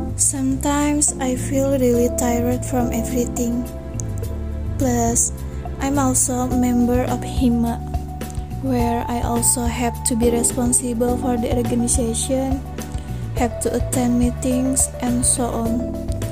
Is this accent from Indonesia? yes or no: yes; Bekasi, West Java, Indonesia; I was born in Bekasi, September 2002